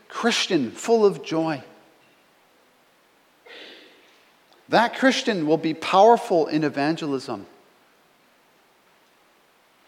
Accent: Canada; I'm a Canadian

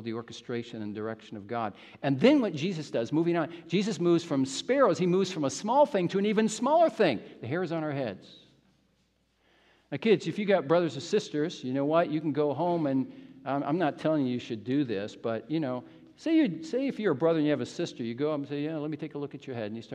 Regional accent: Midwest, United States; moved away; from the Midwest where I grew up in the United States

